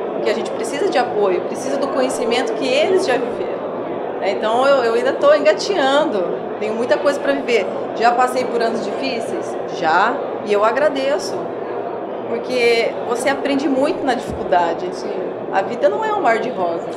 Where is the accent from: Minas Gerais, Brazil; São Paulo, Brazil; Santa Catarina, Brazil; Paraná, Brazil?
Paraná, Brazil; Terra Roxa; eu nasci e cresci lá e tenho muito orgulho de onde eu vim